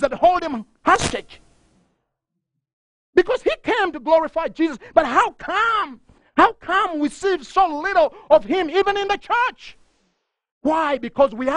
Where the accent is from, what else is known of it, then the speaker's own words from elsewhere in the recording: Uganda; moved away; I'm from Uganda